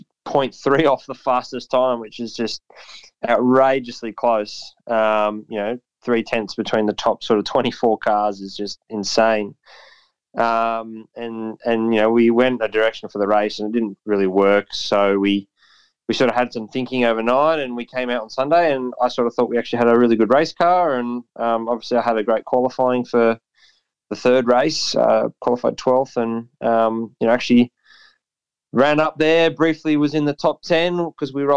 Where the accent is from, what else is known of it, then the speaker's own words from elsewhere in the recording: Canberra, Australian Capital Territory, Australia; dad's been a sole trader since whenever I can remember. He started just downstairs at our family home in Tuggeranong